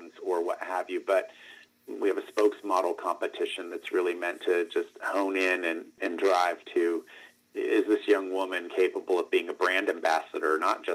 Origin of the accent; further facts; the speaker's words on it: Northeast Ohio, United States; moved away; also born or lived in Miami, Florida; I'm from Miami, Florida, originally, grew up in Northeast Ohio, but was born in Southeast Florida